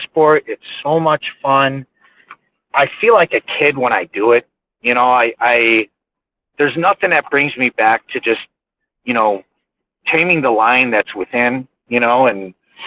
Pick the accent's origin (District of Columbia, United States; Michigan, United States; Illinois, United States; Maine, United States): Illinois, United States; Aurora; moved away as an adult; now in Minnesota, United States; I grew up in Aurora, Illinois.